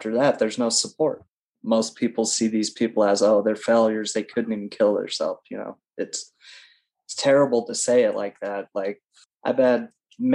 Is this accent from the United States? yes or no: yes; Nevada, United States; also born or lived in Reno, Nevada; That's where I'm from. Middle of nowhere, Nevada. Yeah, pretty much. So I was born in Reno